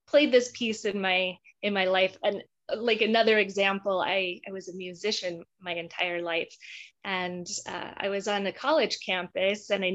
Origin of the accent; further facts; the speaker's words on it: Utah, United States; moved away as an adult; I grew up in Utah